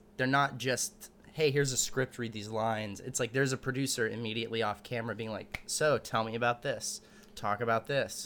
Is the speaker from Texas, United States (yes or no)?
yes; Austin, Texas, United States; also born or lived in Dallas; I was born in Dallas, raised in Austin